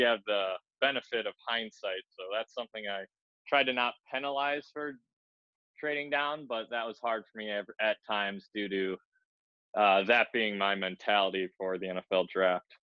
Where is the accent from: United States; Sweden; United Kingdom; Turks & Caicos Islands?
United States; Arlington Heights, Illinois; his hometown's my hometown